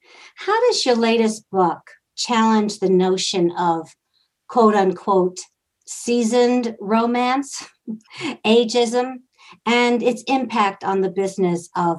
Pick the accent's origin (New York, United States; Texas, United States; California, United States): New York, United States; Northport; my hometown, Northport Village.